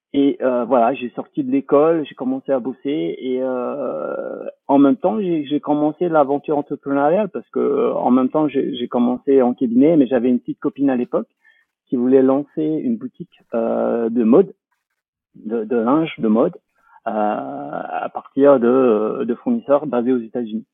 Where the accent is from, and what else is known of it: French Polynesia; moved away; also born or lived in France